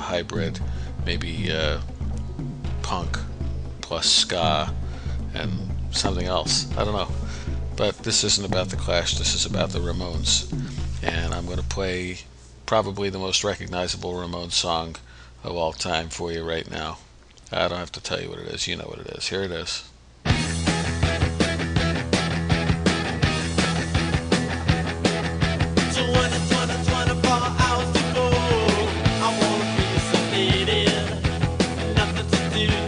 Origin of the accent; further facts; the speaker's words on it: New York City, New York, United States; I grew up in Brooklyn, so New York